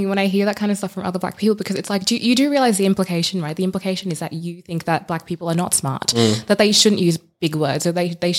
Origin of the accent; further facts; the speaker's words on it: Uganda; also born or lived in South Sudan; now in Australia; I haven't been back to my home country. I'm Ugandan and South Sudanese, by the way.